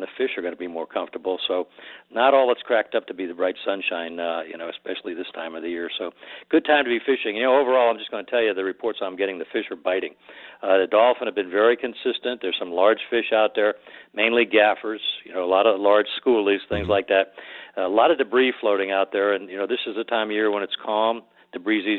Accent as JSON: {"language": "English", "region": "Florida Keys", "country": "United States", "said": "I'm from the Keys"}